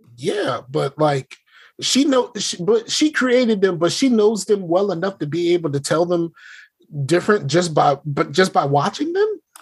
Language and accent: English; the South, United States; I'm from the South